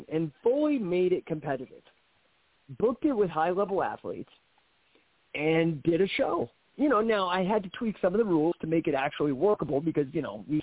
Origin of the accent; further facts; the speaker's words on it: Denver, Colorado, United States; also born or lived in Bay Area, California; My dad took me to some shows at McNichols Arena here in Denver